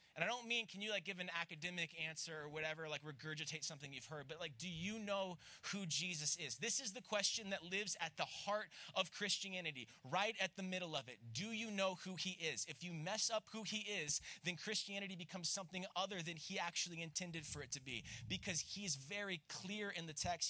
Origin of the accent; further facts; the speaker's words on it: Florida, United States; accent: southern; I'm from Florida